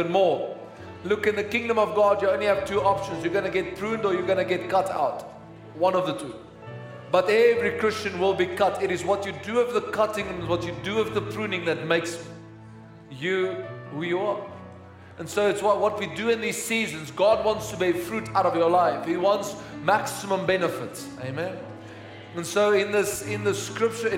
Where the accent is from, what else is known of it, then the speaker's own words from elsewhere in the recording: Pretoria, Gauteng, South Africa; I grew up in Hatfield